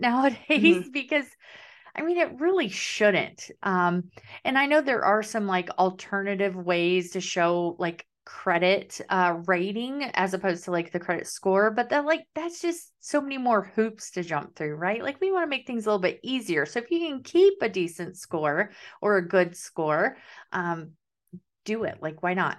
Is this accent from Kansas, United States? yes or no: yes; Kansas, United States; now in Southern United States; I'm living the South, but I'm from Kansas and we call it pop